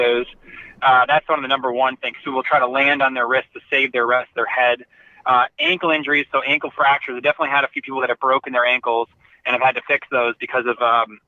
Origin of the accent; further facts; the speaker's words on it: Seattle, Washington, United States; I grew up in the Seattle area